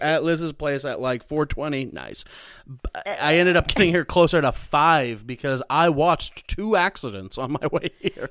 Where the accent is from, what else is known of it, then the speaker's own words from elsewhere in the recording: Missouri, United States; moved away as an adult; also born or lived in Chicago; now in Los Angeles, United States; I'm from Missouri